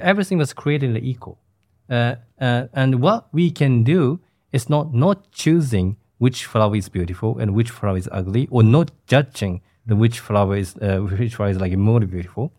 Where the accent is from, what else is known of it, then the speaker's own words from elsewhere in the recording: Japan; in the small city, cities, uh, where my hometown